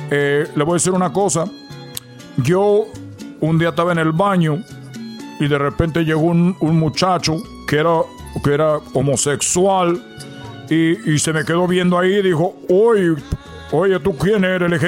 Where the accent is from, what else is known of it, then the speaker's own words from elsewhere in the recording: Cuba; le dije, primero, soy cubano